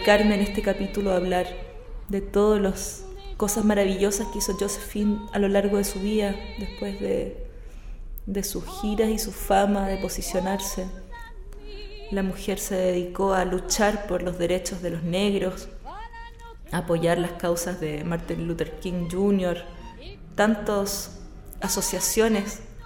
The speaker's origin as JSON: {"language": "Spanish", "town": "Santiago", "region": "Santiago Metropolitan Region", "country": "Chile", "tie": "born or raised there", "also_born_or_lived": "Easter Island", "said": "Yo soy nacida en Santiago"}